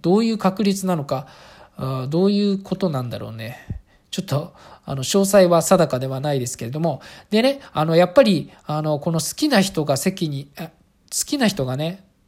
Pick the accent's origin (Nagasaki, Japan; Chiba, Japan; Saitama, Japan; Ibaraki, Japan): Saitama, Japan; rural Saitama Prefecture, Japan; 私、あの、埼玉県のど田舎の、あの、あの、小学校で普通に暮らしてます